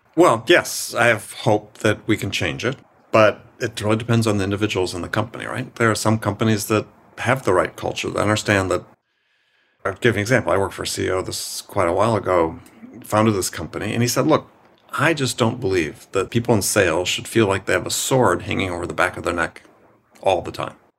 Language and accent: English; Wisconsin, United States; I'm from Wisconsin